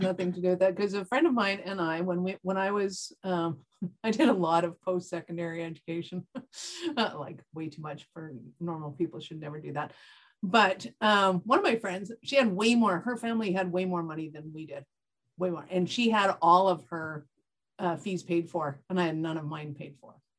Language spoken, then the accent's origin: English; Canada; I'm Canadian